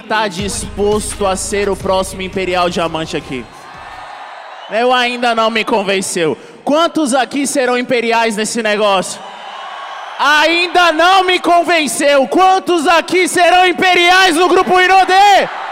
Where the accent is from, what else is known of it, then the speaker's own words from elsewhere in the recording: Brasília, Federal District, Brazil; Eu sou nascido e criado em Brasília